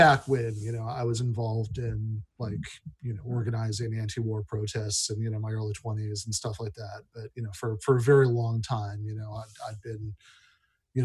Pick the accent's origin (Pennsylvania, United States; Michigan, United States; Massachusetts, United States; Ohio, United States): Michigan, United States; East Lansing; also born or lived in Ulsan, South Korea; I grew up in Michigan and in East Lansing